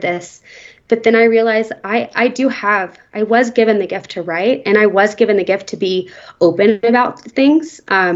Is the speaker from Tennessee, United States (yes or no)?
yes; Nashville, Tennessee, United States; now in Aspen, United States; I grew up in Nashville and I went to a Christian school